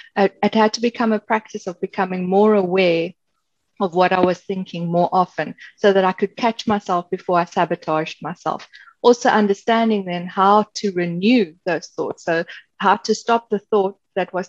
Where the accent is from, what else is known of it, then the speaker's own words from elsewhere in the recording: Cape Town, Western Cape, South Africa; moved away as an adult; now in Ireland; I was born and raised in Cape Town, South Africa